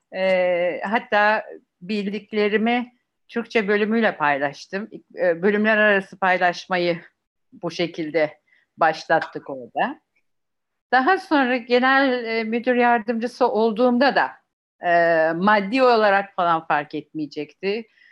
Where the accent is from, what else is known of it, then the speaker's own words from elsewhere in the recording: Turkey; Bizim Akdeniz tabiatıyla